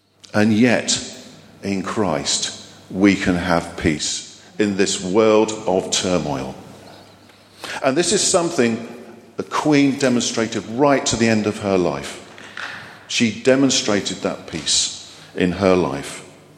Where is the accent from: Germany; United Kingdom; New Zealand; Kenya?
Germany; born there; I'm a Cold War baby. I was born in Germany to a military family